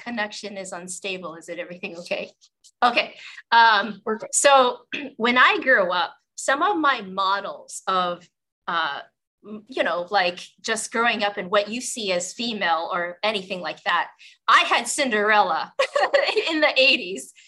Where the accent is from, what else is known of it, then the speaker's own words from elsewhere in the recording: Western Canada, Canada; I grew up in the 80s in Western Canada